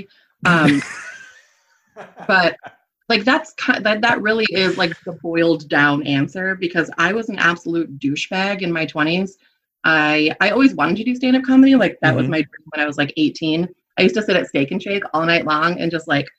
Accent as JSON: {"language": "English", "region": "Michigan", "country": "United States", "tie": "born or raised there", "said": "Everybody in my hometown was Christian Reformed and like blonde and huge because they were all like Dutch"}